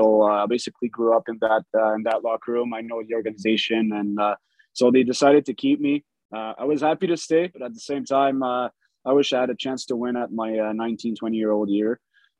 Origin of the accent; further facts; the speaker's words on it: Val-d'Or, Quebec, Canada; I got drafted in my hometown in Val d'Or. So, yeah, I played from 16 to my overage year in my hometown.